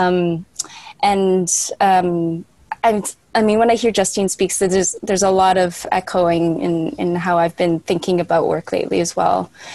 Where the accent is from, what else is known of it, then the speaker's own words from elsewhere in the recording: Canada; moved away as an adult; now in Berlin, Germany; I am Canadian, but I left many years ago